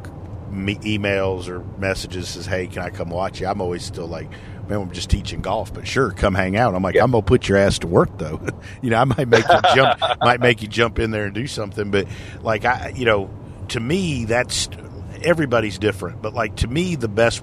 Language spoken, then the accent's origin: English; Alabama, United States; from Alabama